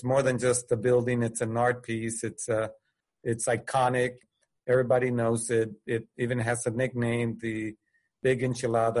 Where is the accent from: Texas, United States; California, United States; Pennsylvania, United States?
Texas, United States; Del Rio; I'm from Del Rio, Texas